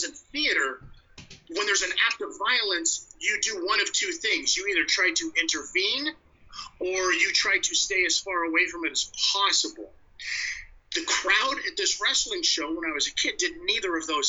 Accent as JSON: {"language": "English", "town": "North Las Vegas", "region": "Nevada", "country": "United States", "tie": "born or raised there", "moved": "as an adult", "lives_now": "Canada", "said": "am a Las Vegas boy, born and bred. I mean, that's where, you know, that's and to even further the point, actually North Las Vegas"}